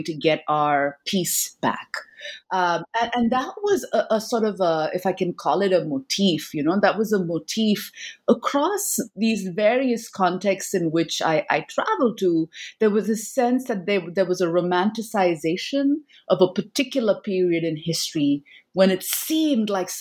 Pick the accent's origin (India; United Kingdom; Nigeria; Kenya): India; my own, you know, childhood growing up in India